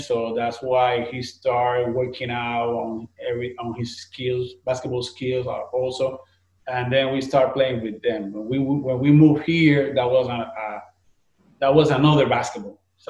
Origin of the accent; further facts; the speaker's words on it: Puerto Rico; moved away as an adult; now in Orlando, United States; the reason that we moved from Puerto Rico to the United States